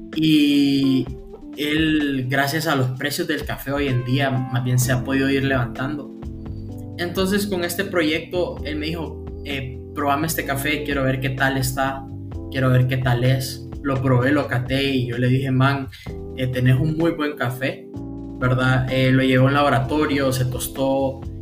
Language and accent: Spanish; Honduras; yo soy hondureño